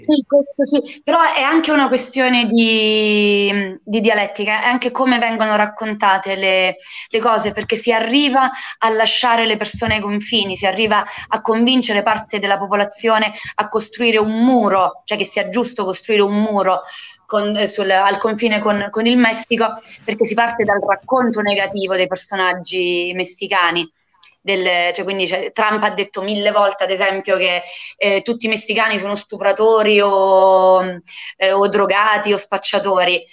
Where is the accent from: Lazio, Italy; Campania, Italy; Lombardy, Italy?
Campania, Italy; Fontanarosa